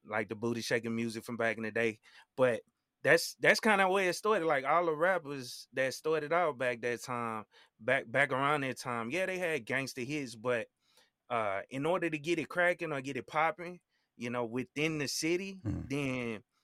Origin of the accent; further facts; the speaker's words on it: Baton Rouge, Louisiana, United States; I grew up in Baton Rouge